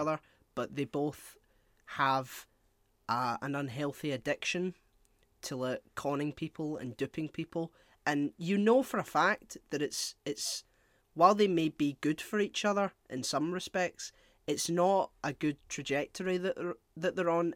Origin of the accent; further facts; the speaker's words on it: Scotland, United Kingdom; as a Scottish person